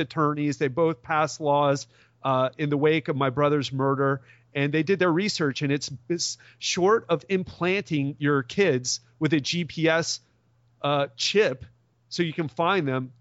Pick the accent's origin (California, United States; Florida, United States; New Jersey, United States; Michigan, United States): Florida, United States; Miami; I'm from Miami, I moved to Miami Beach